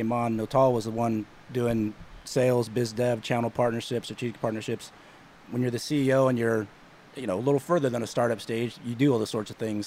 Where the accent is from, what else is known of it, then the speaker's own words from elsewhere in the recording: outside of Sacramento, California, United States; also born or lived in Bay Area, California; I grew up in outside of Sacramento, up in the foothills.